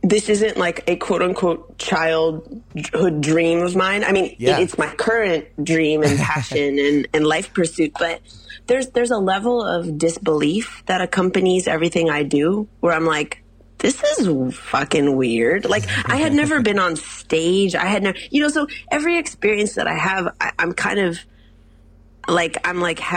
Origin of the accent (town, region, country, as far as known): Illinois, United States